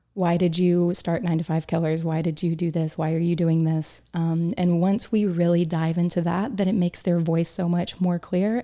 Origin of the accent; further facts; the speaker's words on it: Chattanooga, Tennessee, United States; moved away as an adult; also born or lived in Boone, North Carolina / Atlanta, Georgia / Oxford; now in New York City, United States; I was raised in Chattanooga, Tennessee